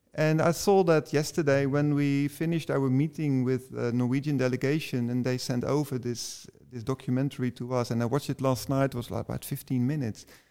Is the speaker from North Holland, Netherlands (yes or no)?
no; Delft, South Holland, Netherlands; English is a second language; also born or lived in Rotterdam; I'm from Delft myself